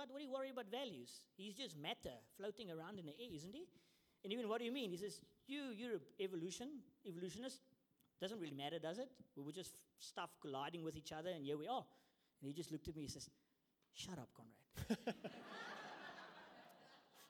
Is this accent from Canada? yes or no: no; South Africa; moved away as an adult; now in New Zealand; I immigrated to New Zealand because I come from South Africa